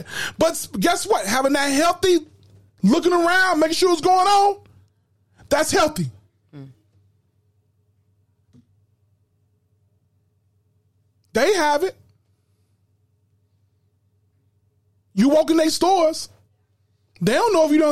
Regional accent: Chicago, Illinois, United States; we grew up in Chicago here

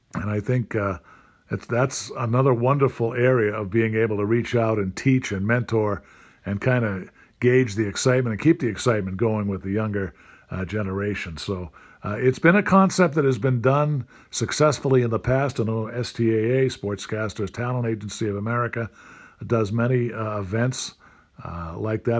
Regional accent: Stoughton, Massachusetts, United States; my hometown of Stoughton, Mass

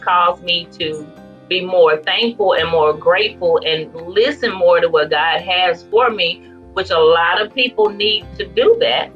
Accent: Farmersville, Texas, United States; also born or lived in McKinney, Texas; am from Northeast Texas, um, in a town called Farmersville, and it's very little

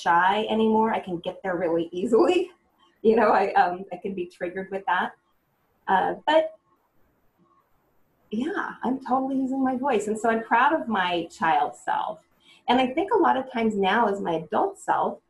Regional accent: Cupertino, California, United States; I grew up in Cupertino, California. I was born at El Camino Hospital, so I'm a true Bay Area, California native

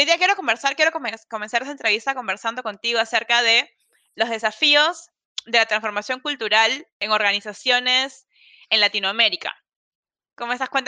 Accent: Peru; soy peruana

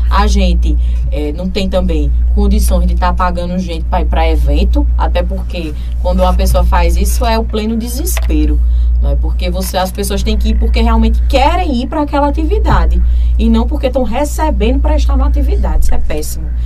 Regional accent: Brazil; Então é a hora que nós, enquanto brasileiros que somos e que apoiamos o presidente Lula, que a gente retribua também isso.

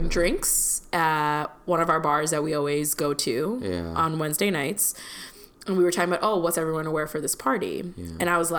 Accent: Chicago, Illinois, United States; now in New York, United States; I'm from Chicago. Not born, but raised in Chicago.

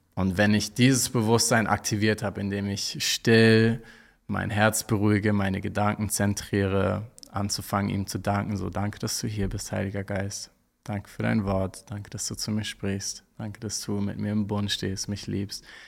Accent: Hamburg, Germany; ich komme aus Hamburg

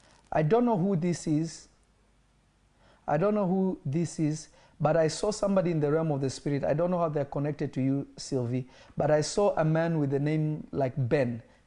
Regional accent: Cameroon; I am from Cameroon, sir.

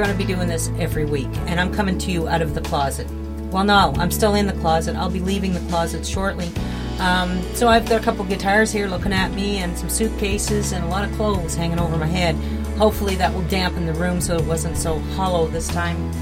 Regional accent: the Maritimes, Canada; moved away as an adult; now in Ontario, Canada; I'm from the Maritimes, just moved to Ontario.

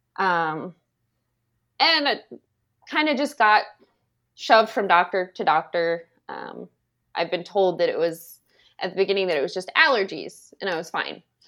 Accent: Indiana, United States; I'm originally from Cowes, Indiana. Um, and that's where I know Joey from, when we went to school together.

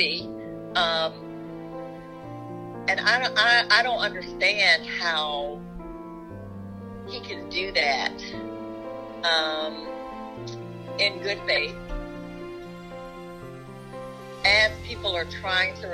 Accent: Bennettsville, South Carolina, United States; Bennettsville, which is my hometown county

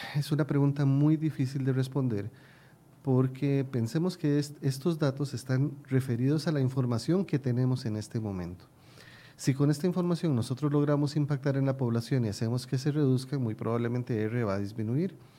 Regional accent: Costa Rica; mi pueblo

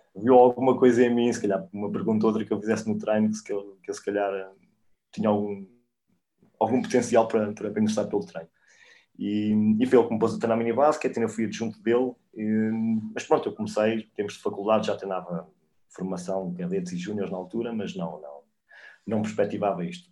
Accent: Coimbra, Centro, Portugal; eu cresci no Olivais

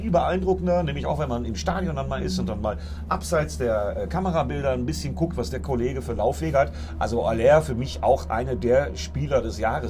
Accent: Bremen, Germany; Ich meine, wenn ich äh, neidisch als Bremer auf euren Kader gucke und mir dann angucke, was das für ein Rumgekrebse war

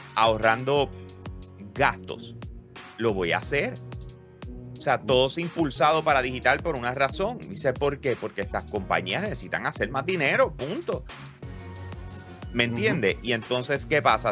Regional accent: Bayamón, Puerto Rico; los que somos de Bayamón de verdad

